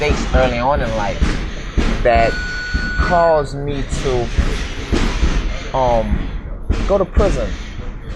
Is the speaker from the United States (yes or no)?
yes; New Orleans, Louisiana, United States; I grew up in New Orleans, Louisiana